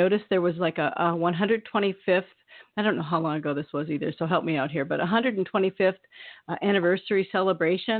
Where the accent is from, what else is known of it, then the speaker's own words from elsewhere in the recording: Iowa, United States; I grew up in Iowa